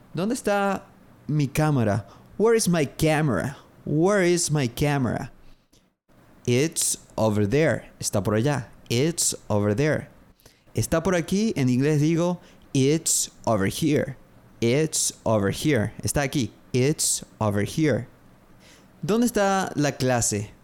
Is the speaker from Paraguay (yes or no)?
yes; Paraguay; Soy de Paraguay. I'm from Paraguay.